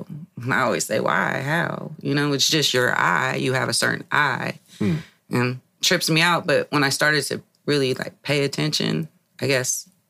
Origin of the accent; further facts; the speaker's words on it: Hayward, California, United States; I actually grew up in Hayward, California.